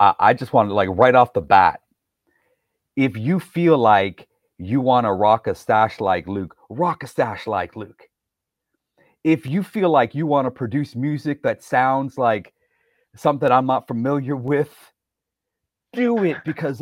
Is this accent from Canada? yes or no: yes; Toronto, Ontario, Canada; So in the 80s for me growing up, I'm like one of five non-white kids in the Toronto area at the school that we went to, just a suburb outside of Toronto